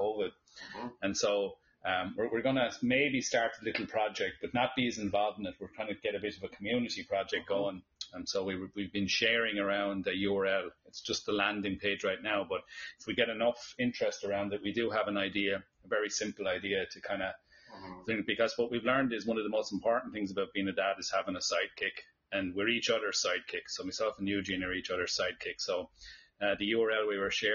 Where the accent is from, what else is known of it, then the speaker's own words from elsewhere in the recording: Ireland; I'm Irish